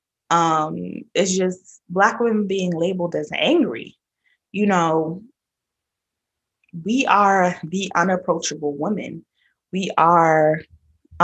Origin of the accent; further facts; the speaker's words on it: New York, United States; I'm from New York, born and raised